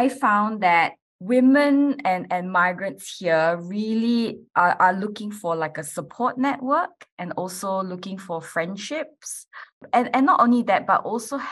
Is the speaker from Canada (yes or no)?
no; Malaysia; moved away as an adult; now in Adelaide, Australia; I'm originally from Malaysia, and I actually moved here about 11 years ago now to do my university